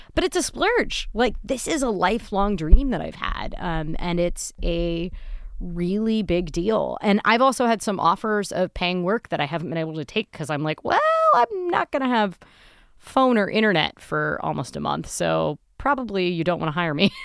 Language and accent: English; Midwest, United States; I'm a Midwesterner